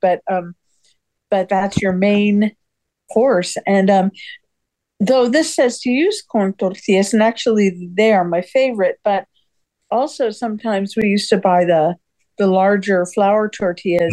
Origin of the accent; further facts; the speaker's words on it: California, United States; I grew up in California